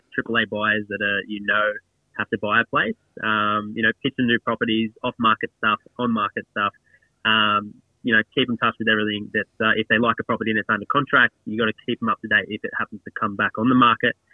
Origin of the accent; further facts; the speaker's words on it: Australia; I've lived on the coast pretty much all my life. Got family, friends around here. I've been growing up around the area since I was born, really.